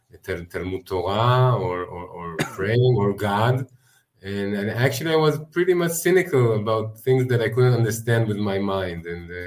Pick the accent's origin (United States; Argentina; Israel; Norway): Israel; Yeah, I grew up experiencing the holidays, you know, like probably most kids in Israel